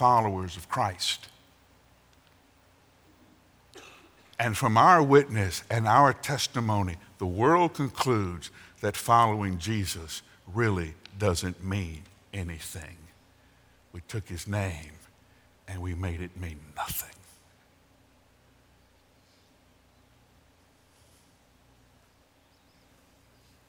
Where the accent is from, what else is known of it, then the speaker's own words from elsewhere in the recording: Alabama, United States; when I was growing up in Alabama